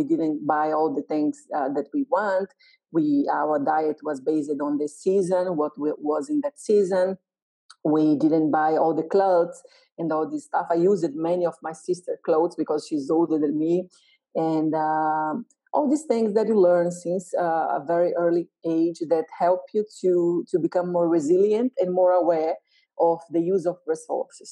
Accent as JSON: {"language": "English", "country": "Brazil", "said": "I'm from Brazil, as you said, and I'm from a middle-class family"}